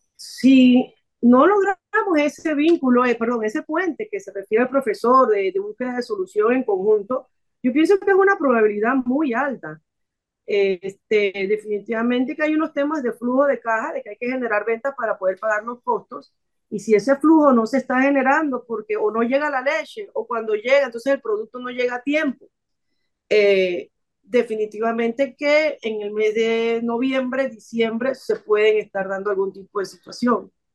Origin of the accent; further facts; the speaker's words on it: Panama; como panameños